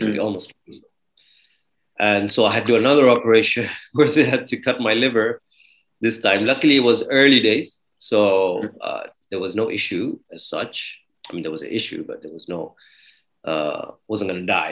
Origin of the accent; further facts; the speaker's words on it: Dubai, United Arab Emirates; also born or lived in Toronto, Canada / Kenya; I was born in Dubai. I was brought up in Dubai. I lived here till I was 18